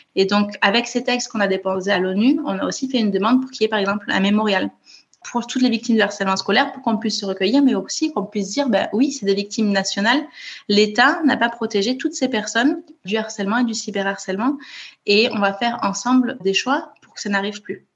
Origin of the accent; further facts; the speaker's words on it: Toulouse, Occitania, France; moved away as an adult; now in Copenhagen, Denmark; je suis née à Toulouse où j'ai grandi